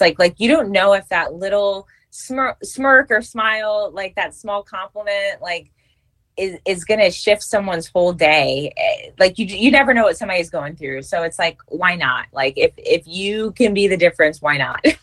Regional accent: New York, United States; moved away as an adult; also born or lived in California; now in Virginia, United States; I am originally from New York

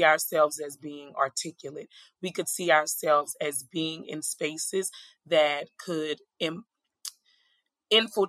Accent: New Orleans, Louisiana, United States; I am originally from New Orleans, Louisiana, born and raised

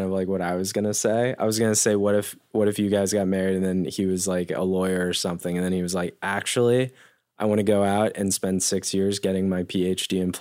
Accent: Denver, Colorado, United States; I grew up in Denver

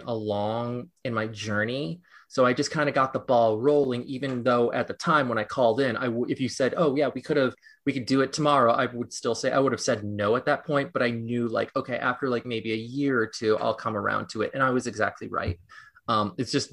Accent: Los Angeles, California, United States; now in New York City, United States; I live in New York City and I was born in Los Angeles.

